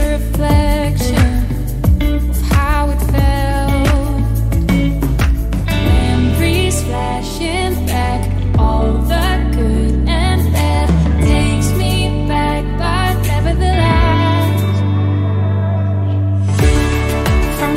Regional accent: Netherlands; my home country, the Netherlands

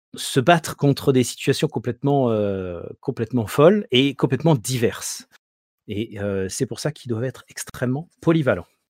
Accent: Marseille, Provence-Alpes-Côte d'Azur, France; En tant que bon Marseillais

